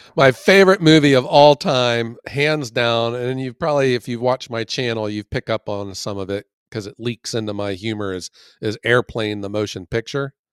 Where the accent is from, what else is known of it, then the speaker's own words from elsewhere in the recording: Ohio, United States; I love my home state